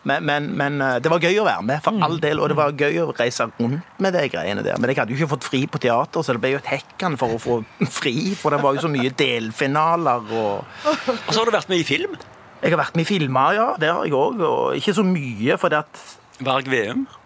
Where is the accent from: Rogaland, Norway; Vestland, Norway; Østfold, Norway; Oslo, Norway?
Rogaland, Norway; Stavanger; Jeg er fra Pedersgata, født i 1964.